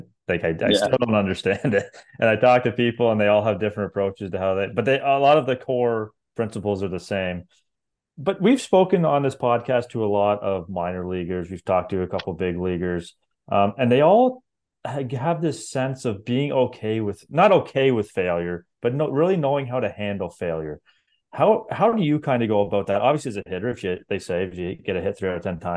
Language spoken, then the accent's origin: English; Ontario, Canada; I'm from Ontario